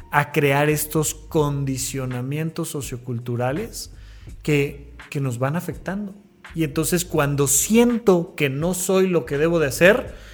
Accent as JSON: {"language": "Spanish", "country": "Mexico", "said": "Pues soy mexicano."}